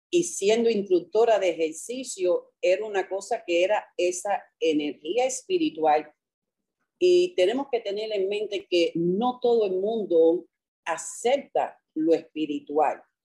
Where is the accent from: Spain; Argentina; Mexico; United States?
United States; New York; now in Miami, United States; yo crecí en Nueva York